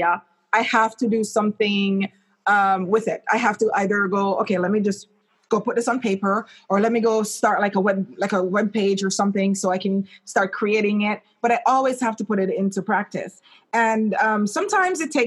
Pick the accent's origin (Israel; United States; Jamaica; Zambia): Jamaica; moved away; I remember growing up in Jamaica